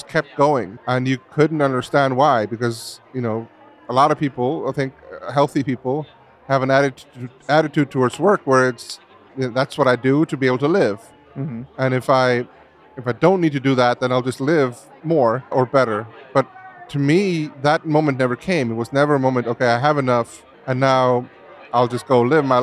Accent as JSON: {"language": "English", "country": "Iceland", "tie": "born or raised there", "said": "I was growing up in Iceland in a beautiful surrounding, very free."}